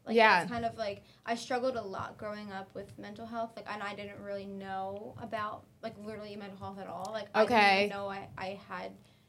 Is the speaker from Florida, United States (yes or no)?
no; Pennsylvania, United States